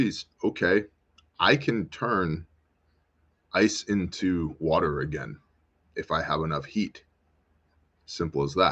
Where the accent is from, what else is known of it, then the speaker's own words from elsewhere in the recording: United States; I'm American.